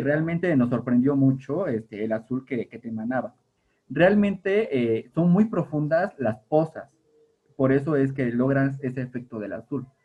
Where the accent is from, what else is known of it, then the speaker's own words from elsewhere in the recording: Tehuacán, Puebla, Mexico; donde vivo, bueno, donde, de donde soy, de San Lorenzo, hay balnearios, hay yacimientos de agua. Realmente mi pueblo hasta hace unos años era un pueblo entre caños. O sea, vivíamos en medio del agua.